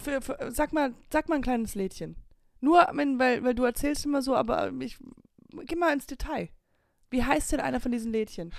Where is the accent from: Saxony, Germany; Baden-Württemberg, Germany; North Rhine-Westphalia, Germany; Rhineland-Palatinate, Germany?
Rhineland-Palatinate, Germany; Höhr-Grenzhausen; Das ist meine Heimat, daher komme ich